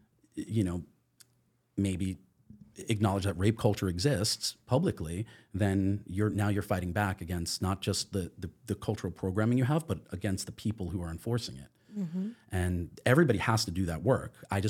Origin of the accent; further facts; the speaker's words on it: New York, United States; I have the advantage of having been born in New York. Mm-hmm. I grew up just outside of New York City, and I am from a liberal family.